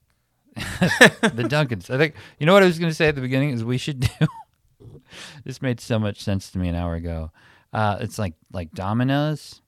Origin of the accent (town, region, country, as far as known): Milwaukee, Wisconsin, United States; moved away